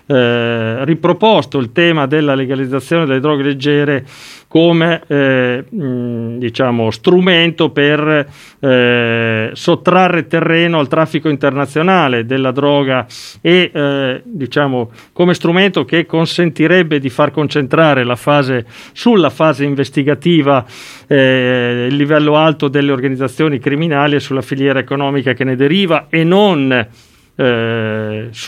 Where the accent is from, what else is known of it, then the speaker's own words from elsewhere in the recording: Modena, Emilia-Romagna, Italy; Giovanardi, visto che parlo da modenese.